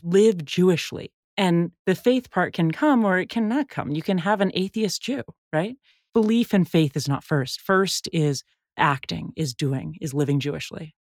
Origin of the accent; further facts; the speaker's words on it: San Francisco, California, United States; I grew up in San Francisco